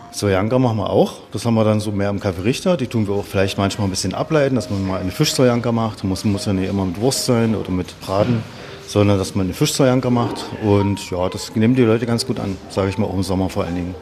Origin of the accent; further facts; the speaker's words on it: Brandenburg, Germany; moved away; also born or lived in Saxony / Oberstdorf, Bavaria; Ich bin Brandenburger